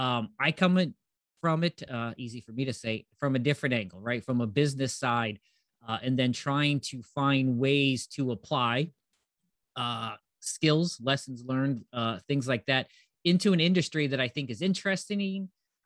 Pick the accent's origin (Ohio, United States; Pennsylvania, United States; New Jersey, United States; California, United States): Ohio, United States; I am from Northeast Ohio, lived here most of my life, traveled around a bit.